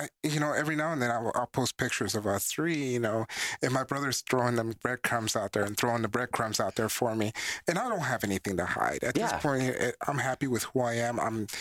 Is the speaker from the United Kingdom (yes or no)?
no; Panama; moved away; I'm from Panama.